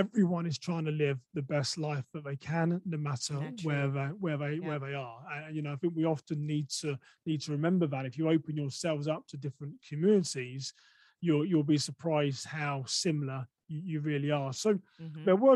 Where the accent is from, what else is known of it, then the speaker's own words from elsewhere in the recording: England, United Kingdom; accent: English; moved away as an adult; now in United States; I'm from England